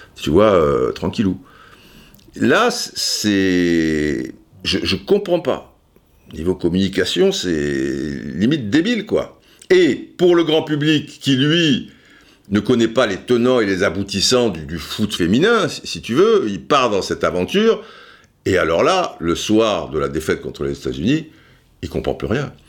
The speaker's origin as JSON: {"language": "French", "country": "France", "said": "chez nous en France"}